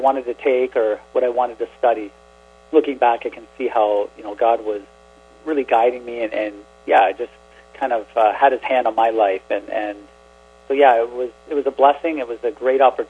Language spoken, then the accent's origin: English; Brantford, Ontario, Canada; also born or lived in Imlay City, Michigan; I grew up in Brantford, Ontario